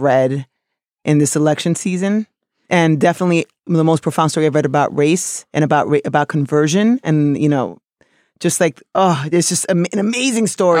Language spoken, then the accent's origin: English; New York City, New York, United States; also born or lived in South of the Dominican Republic; somebody from New York City who's Dominican